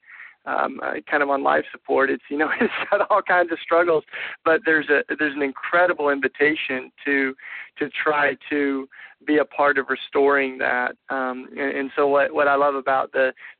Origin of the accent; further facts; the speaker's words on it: the Bible Belt in the South, United States; much of the Christianity that I grew up raised in the Bible Belt in the South